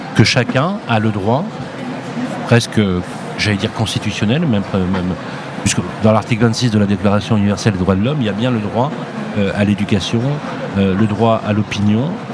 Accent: Lyon, Auvergne-Rhône-Alpes, France; je suis de Lyon

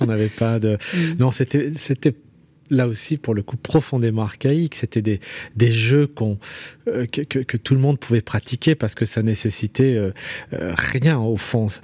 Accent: Saint-Priest, Auvergne-Rhône-Alpes, France; also born or lived in Lyon; J'ai grandi dans l'Est lyonnais, à, Saint-Priest.

